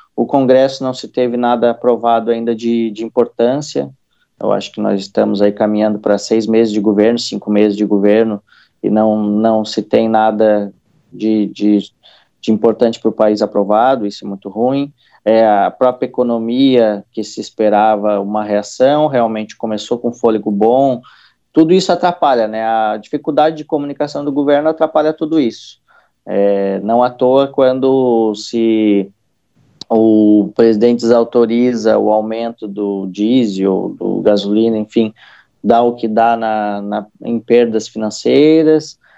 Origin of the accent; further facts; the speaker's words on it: Santa Catarina, Brazil; eu sou de uma cidade interior aqui de Santa Catarina